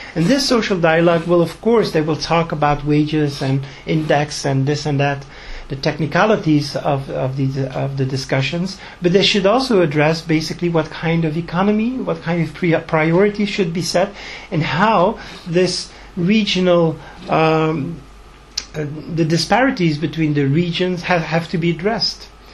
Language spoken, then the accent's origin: English; Tunisia; moved away; I've been going back and forth since I was born in Tunisia